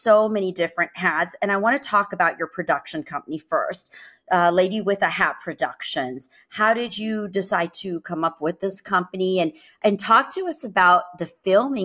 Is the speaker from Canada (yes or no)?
no; United States; as an Indian American here